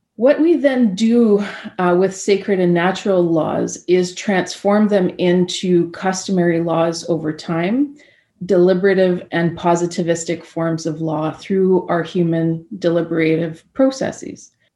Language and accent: English; Anishinaabe Territory, Treaty 1, Manitoba, Canada; I'm joining you from Anishinaabe Territory, uh, Treaty 1 in Manitoba. I'm looking out the window at my uh, home territory here